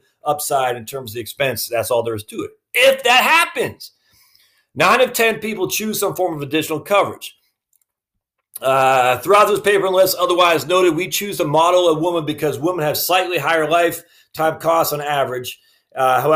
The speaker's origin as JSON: {"language": "English", "region": "Maine", "country": "United States", "said": "I'm from Maine, so we always mess things up on how we pronounce it"}